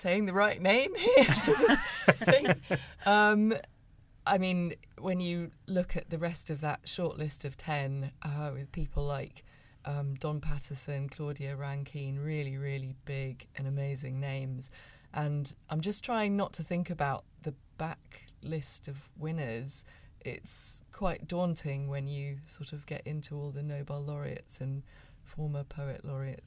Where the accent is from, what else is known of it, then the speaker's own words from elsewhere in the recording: England, United Kingdom; also born or lived in Hong Kong; when I was 7, my family moved to England